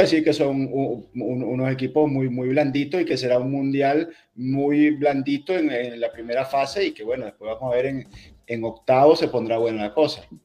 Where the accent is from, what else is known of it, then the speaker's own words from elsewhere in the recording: Venezuela; yo soy venezolano